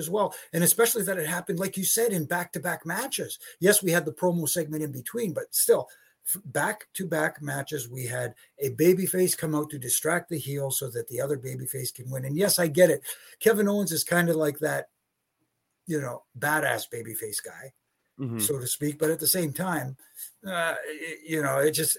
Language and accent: English; Toronto, Ontario, Canada; here in Toronto, my hometown